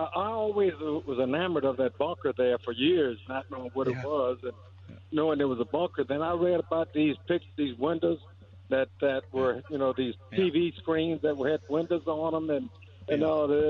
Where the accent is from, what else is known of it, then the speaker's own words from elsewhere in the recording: White Castle, Louisiana, United States; I'm from White Castle, Louisiana.